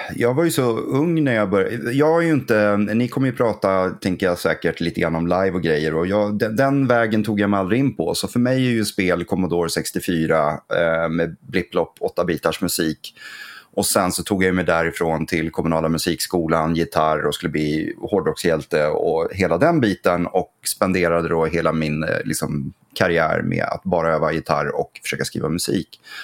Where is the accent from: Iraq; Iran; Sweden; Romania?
Sweden; Gävle, Gävleborg County; also born or lived in Söderhamn; Gävle där jag föddes och så. Så att, eh, det här är liksom lite mina hemtrakter